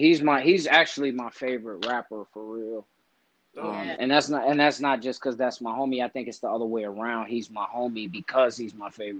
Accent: Chicago, Illinois, United States; people never think I'm from Chicago. Like, they think I'm from everywhere else but there, you know, because they say my style, my demeanor, my how I talk and shit like that. But then once I tell them I'm from the West Side

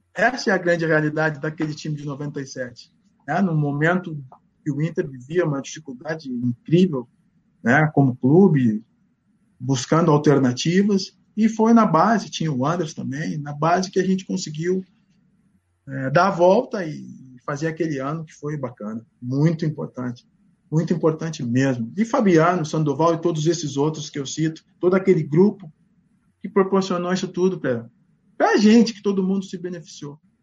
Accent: Porto Alegre, Rio Grande do Sul, Brazil; Eu sou gaúcho, estou daqui, cara. Sou nascido e criado em Porto Alegre

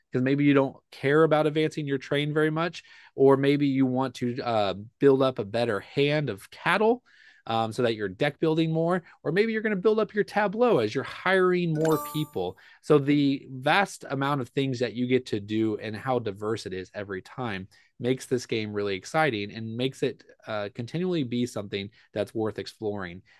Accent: Kansas, United States; we're from Kansas

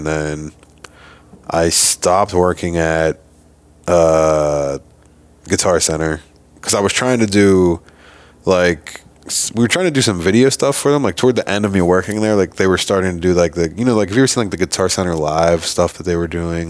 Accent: Iowa, United States; from Iowa.

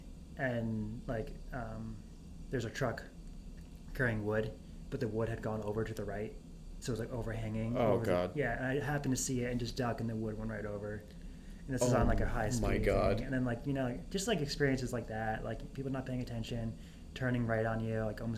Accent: Connecticut, United States; moved away; also born or lived in Colorado; I grew up, you know, growing up in Connecticut, going to school in Colorado

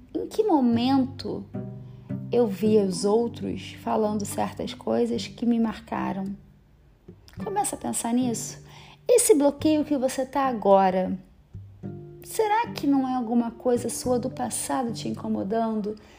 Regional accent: Rio de Janeiro, Brazil; moved away as an adult; now in São Paulo, Brazil; Sou carioca, amo minha cidade

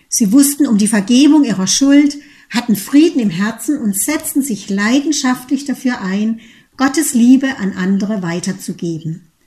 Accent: Teningen, Baden-Württemberg, Germany; Ich bin mit meiner jüngeren Schwester in einem behüteten Umfeld in Teningen bei Freiburg aufgewachsen.

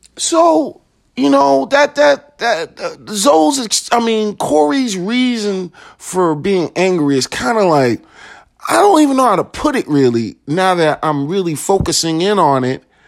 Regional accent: Chicago, Illinois, United States; moved away; Chicago, my hometown

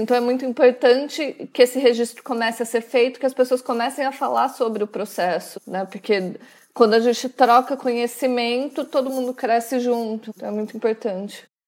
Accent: Vinhedo, São Paulo, Brazil; moved away as an adult; now in Milan, Italy; eu sou de Vinhedo

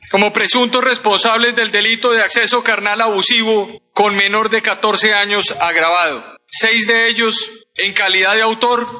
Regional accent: Colombia; como colombiano

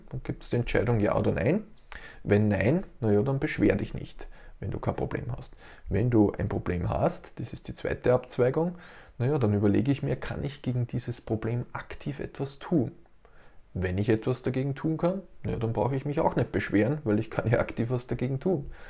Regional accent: Austria; Und ich darf als Österreicher sagen, dass wir Österreicher ja ein ganz ein begnadetes Jammervolk sind.

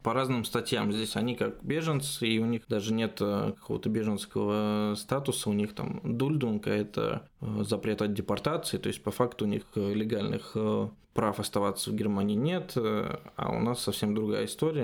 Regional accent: Russia; moved away as an adult; now in Germany; нет, из России

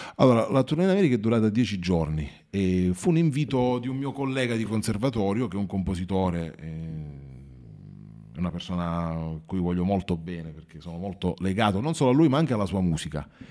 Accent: Marconia, Basilicata, Italy; sono di Marconia, sono originario di Marconia

